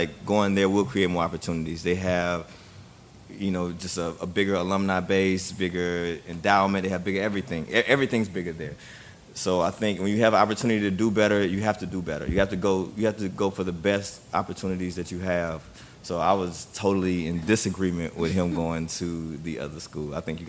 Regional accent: Louisiana, United States; and I'm from Louisiana

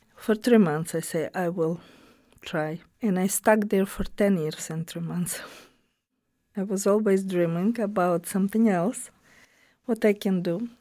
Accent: Romny, Sumy Oblast, Ukraine; English is a second language; moved away as an adult; also born or lived in Latvia; now in Springfield, United States; I was born in Ukraine, not big city, but the name of the city, Romno

